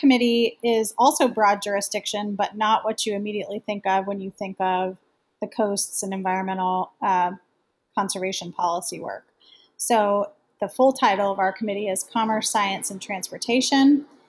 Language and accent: English; Gainesville, Florida, United States; I'm from Gainesville, Florida, which is the home of the University of Florida.